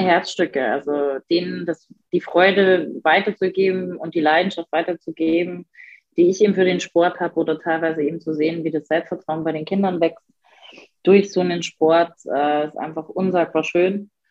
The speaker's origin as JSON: {"language": "German", "town": "Passau", "region": "Bavaria", "country": "Germany", "tie": "born or raised there", "moved": "yes", "lives_now": "Erfurt, Germany", "said": "Ich planiere im Sommer unsagbar gerne in Passau durch die Straßen, genieße ähm, meine Heimat"}